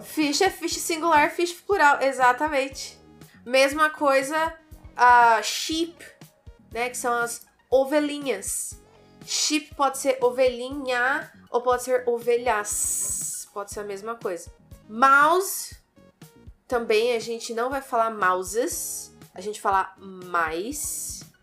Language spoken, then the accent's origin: Portuguese; Brazil; Nós, como moradores do Brasil